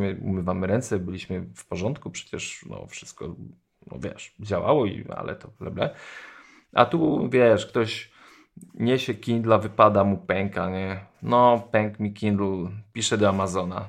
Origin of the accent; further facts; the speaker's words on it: Poland; jestem z Polski